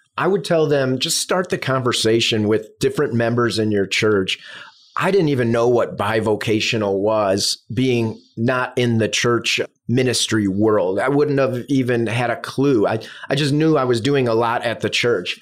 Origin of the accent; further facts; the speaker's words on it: Chicago, Illinois, United States; moved away as an adult; now in South Florida, United States; I'm from the Midwest, south suburbs of Chicago.